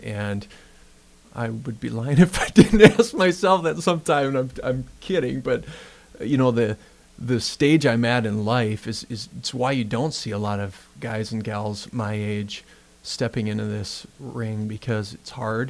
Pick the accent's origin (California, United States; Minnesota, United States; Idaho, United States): Minnesota, United States; Worthington; I grew up in Worthington, Minnesota